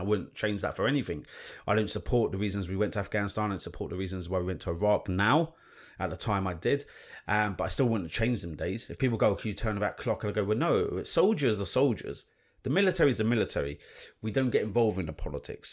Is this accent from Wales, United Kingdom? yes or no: no; London, United Kingdom; I grew up in London, um, in central London, and moved to North London